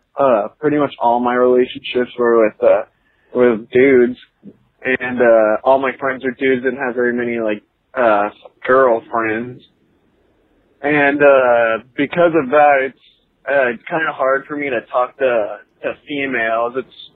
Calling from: Northwest Arkansas, United States; I'm calling in from Northwest Arkansas.

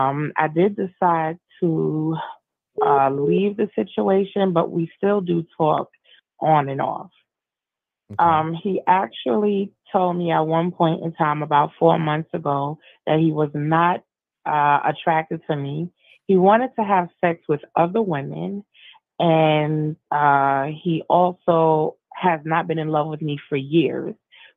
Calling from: South Carolina, United States; I'm from South Carolina.

